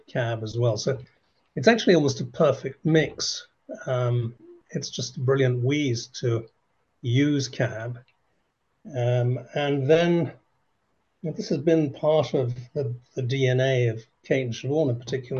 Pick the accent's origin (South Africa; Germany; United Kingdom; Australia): United Kingdom; England; I'm English, but I've been working in Ireland or with Ireland for a very long time, decades, in fact.